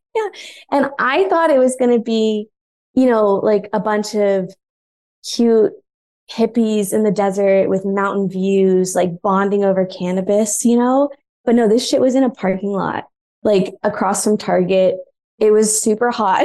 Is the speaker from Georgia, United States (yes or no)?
yes; Atlanta, Georgia, United States; moved away as an adult; also born or lived in Boston / New York; now in Los Angeles, United States; I grew up in Atlanta, but then I went to college elsewhere in Georgia